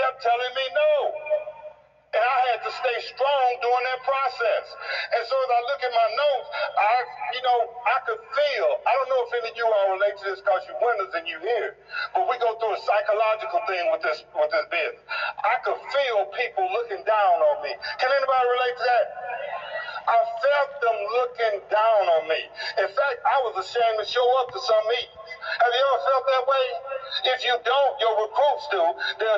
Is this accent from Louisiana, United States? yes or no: no; East St. Louis, Illinois, United States; I grew up in East St. Louis, Illinois